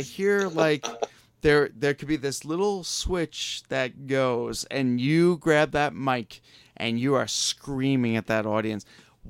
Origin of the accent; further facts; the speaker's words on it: Long Island, New York, United States; They're from my hometown. I'm from Long Island, New York.